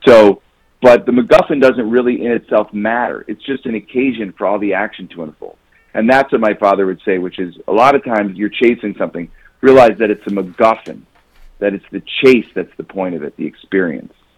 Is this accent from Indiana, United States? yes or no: no; Chicago, Illinois, United States; I'm from Chicago, so sort of the high school basketball scene in Chicago in the in the 70s and 80s, where I was growing up, have, was amazing